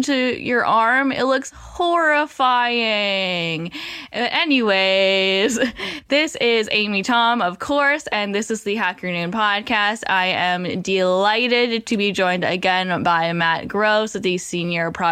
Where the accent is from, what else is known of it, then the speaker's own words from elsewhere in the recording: Vancouver, British Columbia, Canada; I'm from Vancouver